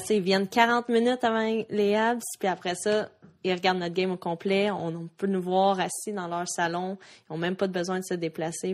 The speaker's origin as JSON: {"language": "French", "region": "Quebec", "country": "Canada", "said": "rester au Canada, jouer pour mon pays, jouer pour ma province, ici au Québec"}